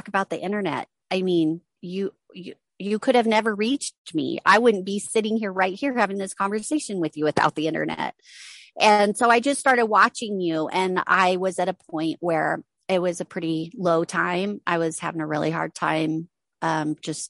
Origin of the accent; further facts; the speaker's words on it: Reno, Nevada, United States; I'm from Reno, Nevada.